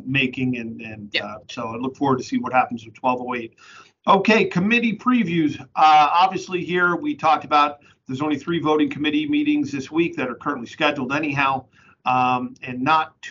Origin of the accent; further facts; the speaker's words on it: New England, United States; also born or lived in Connecticut-New York border; now in Pennsylvania, United States; I'm from New England